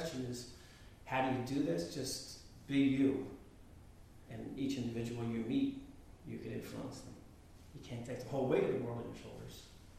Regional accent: Philadelphia, Pennsylvania, United States; moved away; I'm from Philly

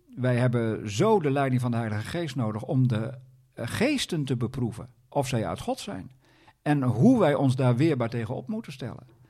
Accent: Groningen, Netherlands; Ik ben zelf een Groninger

